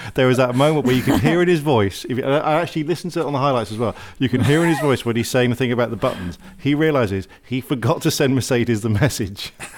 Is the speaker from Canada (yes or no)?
no; United Kingdom; I'm British.